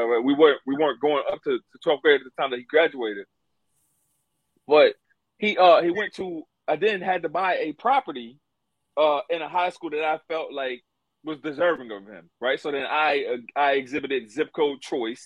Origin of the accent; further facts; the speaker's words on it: the South, United States; Growing up in the South